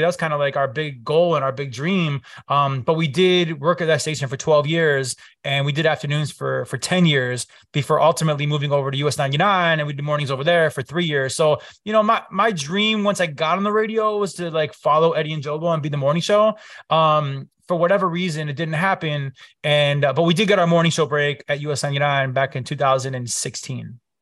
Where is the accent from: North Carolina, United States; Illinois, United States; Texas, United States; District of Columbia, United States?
Illinois, United States; Chicago; I grew up here, born and raised in Chicago